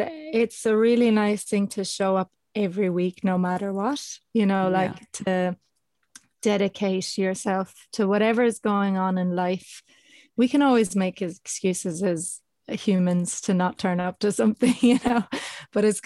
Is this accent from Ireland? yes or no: yes; Ireland; now in Australia; I'm Irish, but I'm abroad